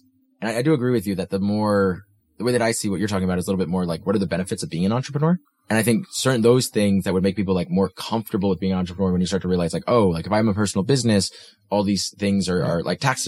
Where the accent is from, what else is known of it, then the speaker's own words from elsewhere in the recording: United States; now in Denmark; I'm from the States